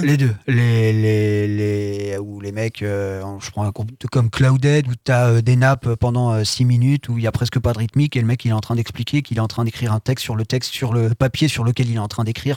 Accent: Sablé-sur-Sarthe, Pays de la Loire, France; also born or lived in Le Mans; je suis de Sablé à la base. J'étais au collège, au lycée à Sablé et je suis arrivé au Mans à 18 ans pour faire mes études

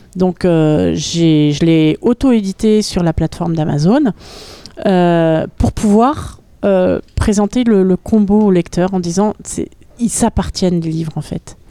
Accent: Paris, Île-de-France, France; moved away as an adult; also born or lived in Berlin / Alpes-Maritimes / Orthez; now in Sarthe, France; quand je suis née, mes parents habitaient à Berlin. Et euh, donc, quand j'ai eu 6 ans, mon père a changé de travail, il est arrivé à Paris, euh, à l'hôtel Nico. Et donc, je suis arrivée à Paris à l'âge de, à de 6 ans. Et j'y ai vécu jusqu'à l'âge de 24 ans

